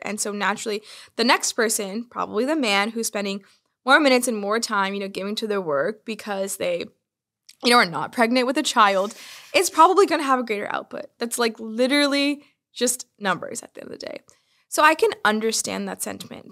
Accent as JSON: {"language": "English", "area": "Bay Area", "region": "California", "country": "United States", "tie": "born or raised there", "said": "I grew up in the Bay Area, surrounded by technology and innovation"}